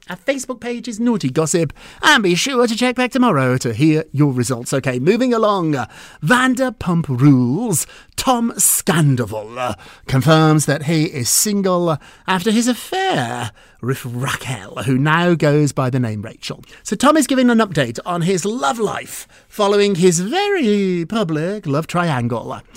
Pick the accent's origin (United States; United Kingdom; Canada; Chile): United Kingdom; also born or lived in Edinburgh; I'm British. I went to school in Edinburgh.